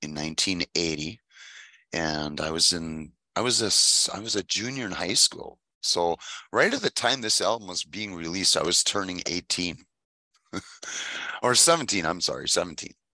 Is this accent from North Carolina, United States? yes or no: no; Manitowoc, Wisconsin, United States; city called Manitowoc, Wisconsin, that's where I'm from